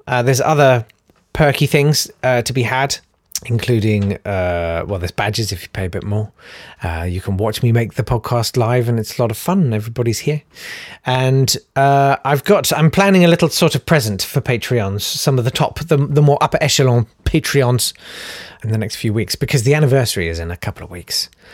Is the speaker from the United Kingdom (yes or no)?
yes; United Kingdom; We're British